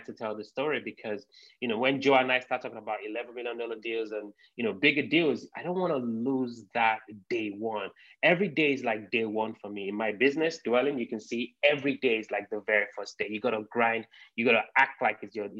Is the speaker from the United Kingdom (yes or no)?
yes; London, United Kingdom; moved away as an adult; now in United States; I'm from the United Kingdom, from London. I grew up in London. So I moved to the US about 7 years ago.